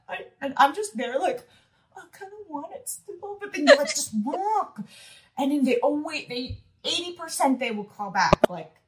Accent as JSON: {"language": "English", "country": "Macau", "said": "trying to tell them I'm from Macao, it's in China, I speak Cantonese"}